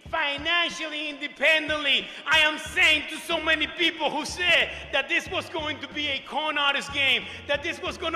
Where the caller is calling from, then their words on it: New York City, New York, United States; I am coming from New York City, New York.